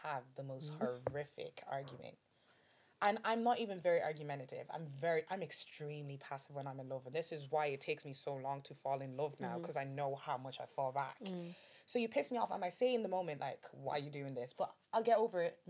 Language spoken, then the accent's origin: English; Nigeria; I'm Nigerian.